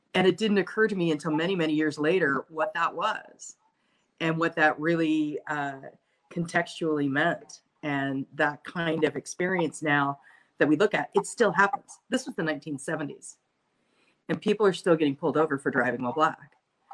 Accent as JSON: {"language": "English", "town": "Salem", "region": "Oregon", "country": "United States", "tie": "born or raised there", "said": "growing up in Salem, Oregon, which is not the whitest community on the planet. I mean, it is the whitest community on the planet next to Bend."}